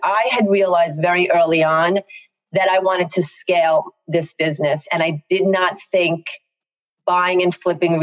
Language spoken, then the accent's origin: English; Long Island, New York, United States; accent: very thick Long Island